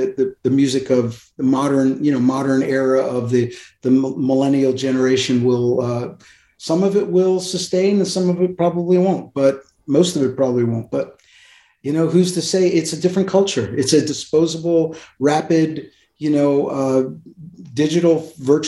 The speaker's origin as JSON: {"language": "English", "region": "Pennsylvania", "country": "United States", "tie": "born or raised there", "also_born_or_lived": "New York City", "said": "I was born in New York City, but I grew up in Pennsylvania. We moved to Pennsylvania when I was four."}